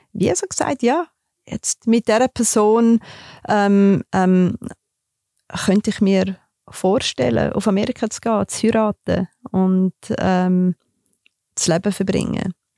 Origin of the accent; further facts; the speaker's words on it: Graubünden mountains, Switzerland; Ich bin in den Bündner Bergen aufgewachsen